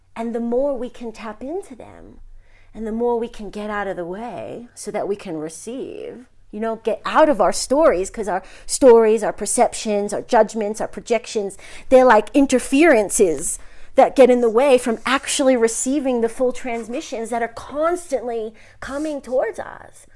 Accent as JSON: {"language": "English", "region": "New York", "country": "United States", "said": "I'm from New York, Sicilian"}